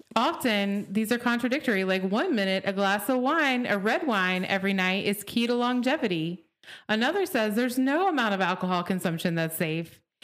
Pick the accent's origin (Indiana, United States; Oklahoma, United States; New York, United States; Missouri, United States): Oklahoma, United States; Growing up in Oklahoma